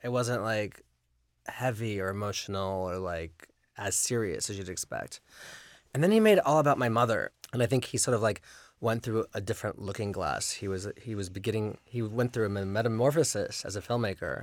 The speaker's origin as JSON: {"language": "English", "town": "Los Angeles", "region": "California", "country": "United States", "tie": "born or raised there", "said": "was raised in the valley and it's, you know, by the, you know, so the Sherman Oaks Gallery, it was sort of my stomping ground"}